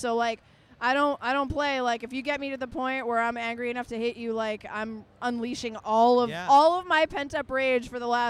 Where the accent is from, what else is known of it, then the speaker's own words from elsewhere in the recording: Boston, Massachusetts, United States; moved away; also born or lived in Providence; I'm from Providence, but originally I grew up in Boston